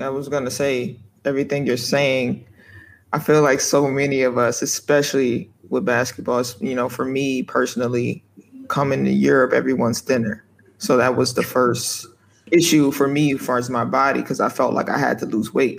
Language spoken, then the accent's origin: English; United States; moved away as an adult; as the foreigner, as the American